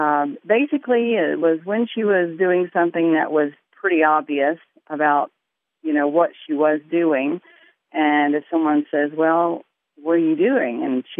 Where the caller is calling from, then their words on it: Bonifay, Florida, United States; I'm calling from Bonifay, Florida.